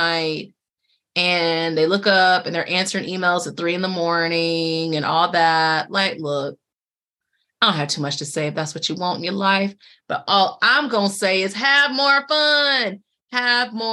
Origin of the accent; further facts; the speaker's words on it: Durham, North Carolina, United States; I was born in Durham, but I grew up in Durham.